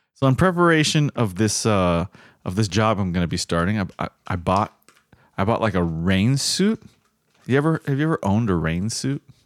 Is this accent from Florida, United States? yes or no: yes; South Florida, United States; growing up in South Florida and it rains so often